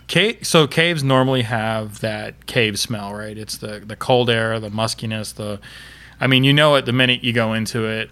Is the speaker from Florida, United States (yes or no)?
yes; Florida, United States; I'm from Florida